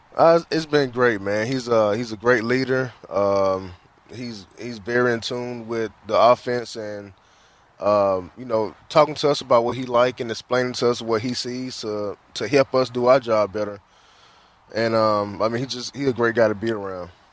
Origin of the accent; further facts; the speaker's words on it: the South, United States; moved away; I'm from the South, so I'm used to the heat